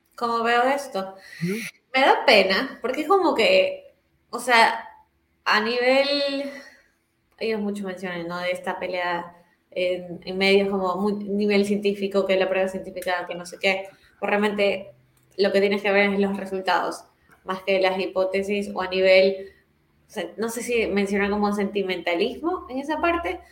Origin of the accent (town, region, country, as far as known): Ecuador